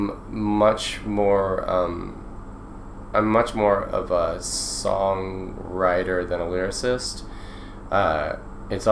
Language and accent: English; Omaha, Nebraska, United States; growing up in Omaha, Nebraska